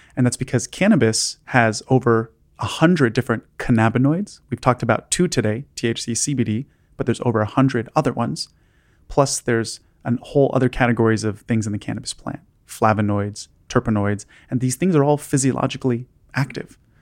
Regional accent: Los Angeles, California, United States; I grew up in Los Angeles

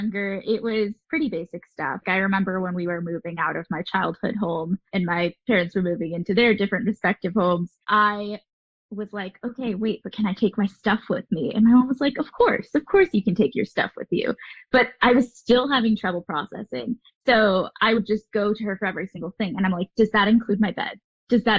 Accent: Southern California, United States; I have grown up in Southern California, but I am a child of divorce. So I have moved to different places throughout Southern California

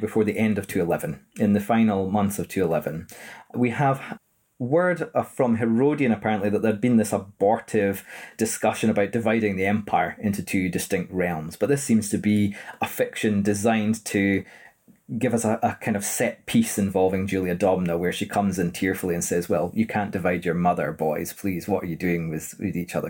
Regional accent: Edinburgh, Scotland, United Kingdom; born and raised in Edinburgh

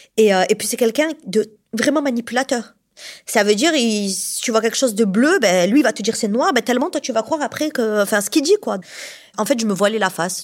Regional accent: Montpellier, Occitania, France; je suis de Montpellier, donc je suis une vraie Montpelliéraine hein, depuis toujours

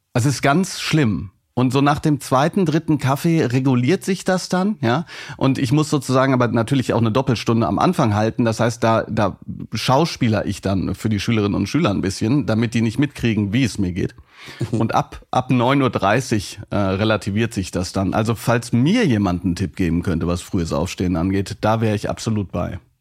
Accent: Hagen, North Rhine-Westphalia, Germany; ich bin in Hagen groß geworden

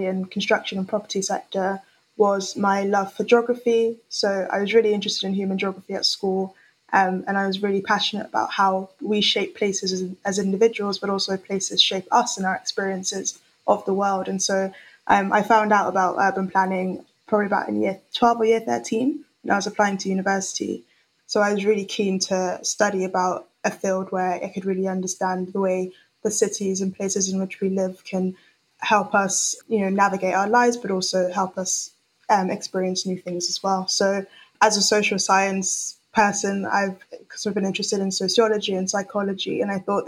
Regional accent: London, United Kingdom; also born or lived in Lagos, Nigeria; I moved from Nigeria to the UK when I was 7. And so I've had experiences growing up in Lagos, one of the largest cities in Africa, and very different experience to what I had in London when I moved when I was 7.

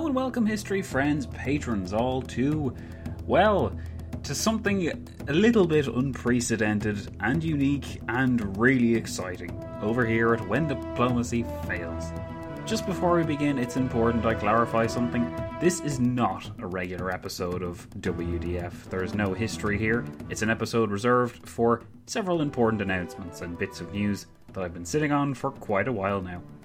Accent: Ireland; being Irish is that we natives

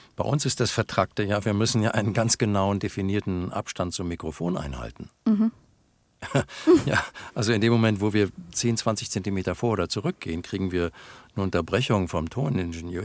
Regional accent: North Rhine-Westphalia, Germany; ich bin Westfale. Ich bekenne mich dazu. Ich bin, ich meine, wir Westfalen sind die Berner Deutschlands. Wir sind langsam

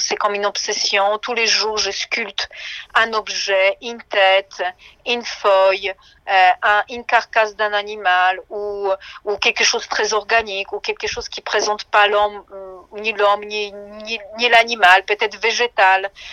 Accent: Szczecin, West Pomeranian Voivodeship, Poland; moved away; je suis née à Stettin

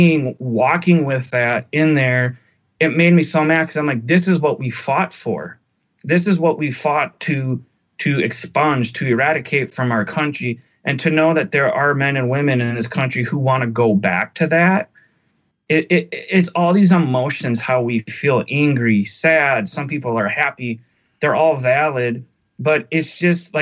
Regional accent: United States; As an American

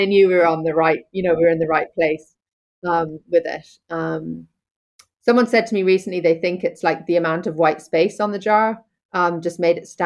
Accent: Hong Kong; now in Connemara, Ireland; I was born over in Hong Kong, as you say, and had this kind of two worlds where I grew. I spent my summers on the west coast of Ireland, here in Connemara, picking blackberries and winkles and being in rock pools, and then spent my school years and kind of all the rest of my time in a really busy Hong Kong

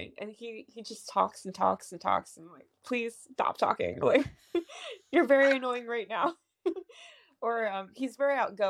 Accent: West Chester, Pennsylvania, United States; I am from Westchester, Pennsylvania.

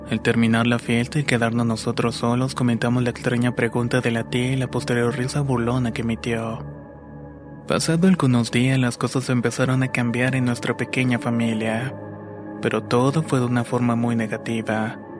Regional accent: Mexico City, Mexico; now in Baja California Sur, Mexico; tengo 28 años y soy de la Ciudad de México, pero actualmente radico en Baja California Sur.

